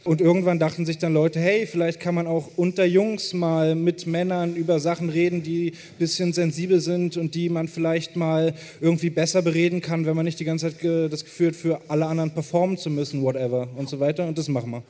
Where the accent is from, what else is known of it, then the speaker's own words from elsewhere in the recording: Hamburg, Germany; ich bin hier auf der Reeperbahn groß geworden